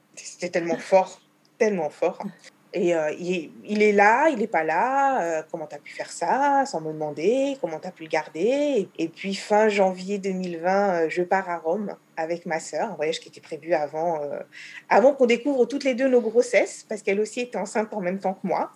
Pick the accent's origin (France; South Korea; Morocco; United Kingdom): France; moved away as an adult; now in Israel; J'ai quitté la France pour Israël à l'âge de 26 ans